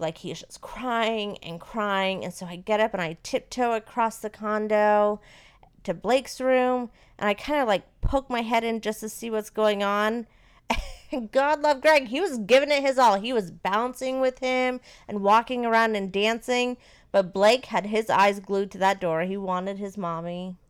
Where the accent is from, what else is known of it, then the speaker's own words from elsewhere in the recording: Maine, United States; now in Florida, United States; I am from Maine, and Maine is a little bit more liberal, and I grew up with not one, but two gay uncles